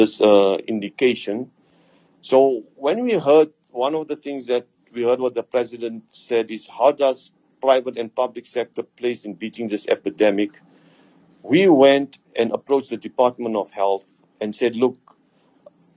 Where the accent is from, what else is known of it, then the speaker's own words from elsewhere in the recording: South Africa; I'm a South African at heart. I was born here. My parents were born here.